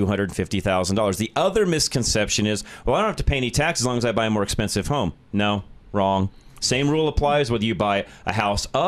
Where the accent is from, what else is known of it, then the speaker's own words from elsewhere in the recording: Denver, Colorado, United States; the Denver area